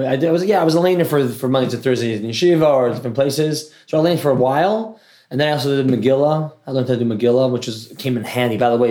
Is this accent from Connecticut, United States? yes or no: yes; New Haven, Connecticut, United States; I grew up in New Haven, Connecticut.